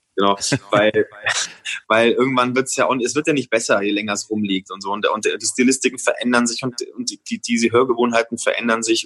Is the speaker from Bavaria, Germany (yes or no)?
yes; Franconia, Bavaria, Germany; für mich als Franke